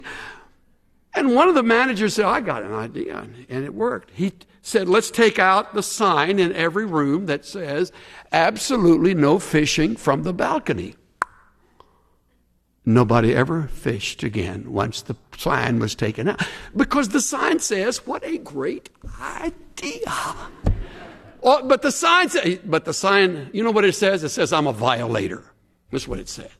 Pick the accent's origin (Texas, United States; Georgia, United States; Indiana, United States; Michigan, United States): Texas, United States; Houston; when I was growing up in Houston